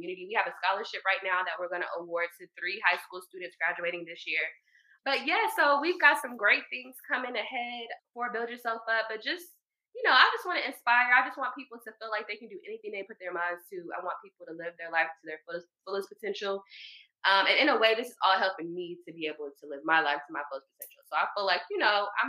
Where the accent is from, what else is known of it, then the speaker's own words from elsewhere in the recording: Marietta, Georgia, United States; I'm from Marietta, Georgia, born and raised.